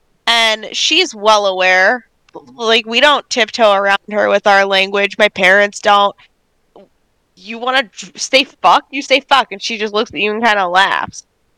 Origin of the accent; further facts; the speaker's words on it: Long Island, New York, United States; In Long Island. I grew up on Long Island.